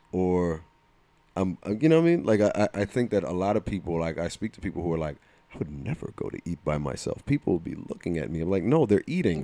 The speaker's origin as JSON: {"language": "English", "region": "New Jersey", "country": "United States", "accent": "Jersey", "said": "my Jersey accent"}